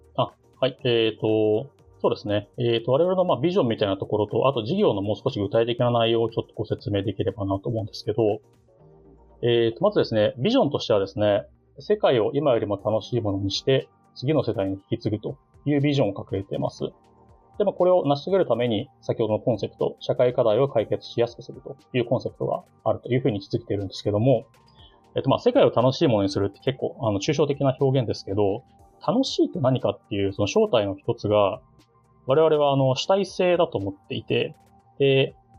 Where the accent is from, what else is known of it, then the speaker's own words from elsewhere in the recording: Ota, Tokyo, Japan; 私の出身というか丸まは、え東京都の大田区ですね